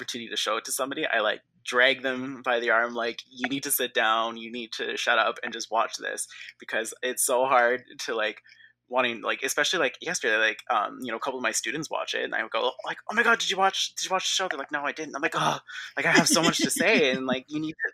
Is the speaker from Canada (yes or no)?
yes; Canada; I'm like super West Coast, super Canadian